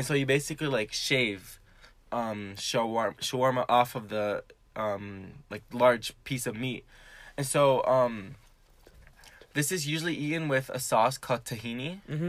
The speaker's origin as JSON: {"language": "English", "country": "Syria", "tie": "born there", "said": "I was born near Damascus. It's the capital of Syria."}